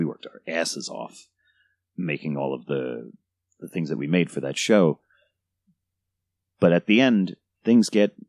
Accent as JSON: {"language": "English", "region": "New York", "country": "United States", "said": "Well, I live in New Jersey now, but I'm from New York."}